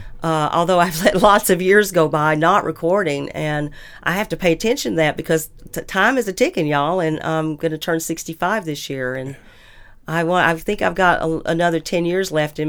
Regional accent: Madison, United States; Plus, I ended up moving 1 mile from the house I grew up in Madison. So I'm back in Madison, completely full circle.

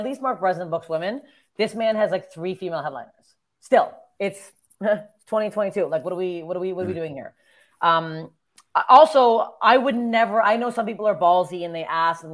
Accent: Canada; moved away as an adult; now in Los Angeles, United States; as a Canadian

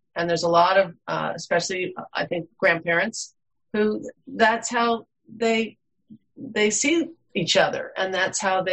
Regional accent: East Coast, United States; now in Alaska, United States; living in Alaska and having been born and raised on the East Coast

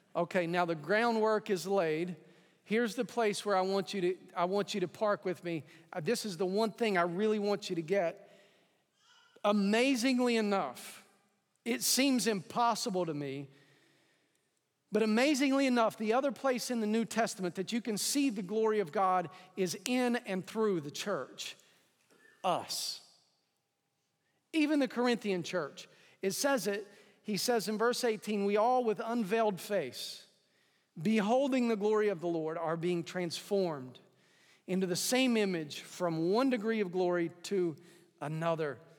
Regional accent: East Tennessee, United States; I grew up in East Tennessee

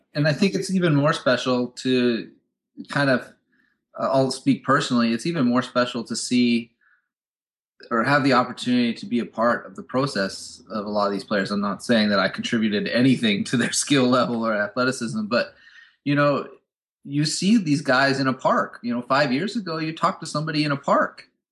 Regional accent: United States; As an American

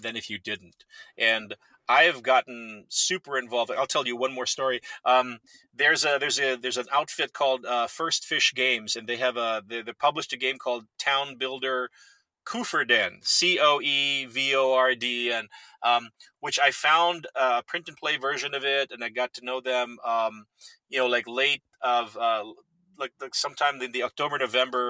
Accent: Philippines; moved away; I was born and raised in the Philippines

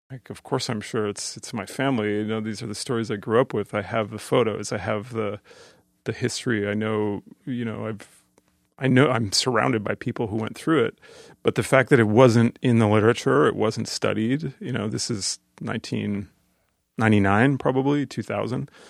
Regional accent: Canada; I'm growing up in Canada as a assimilated Canadian

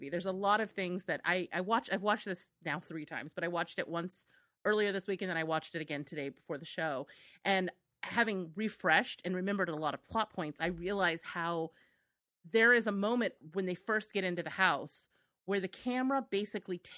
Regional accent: United States; I feel like very judged as an American

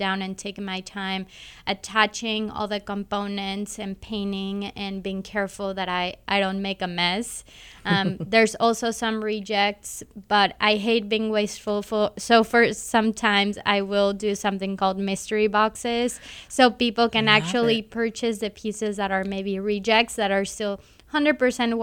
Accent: Cancun, Quintana Roo, Mexico; now in Kansas City, United States; I was born in Cancun, Mexico

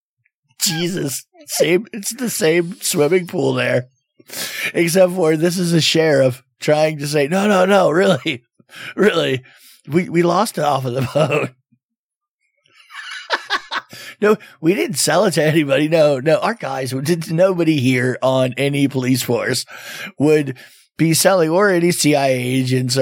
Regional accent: South Florida, United States; growing up in Florida, especially South Florida

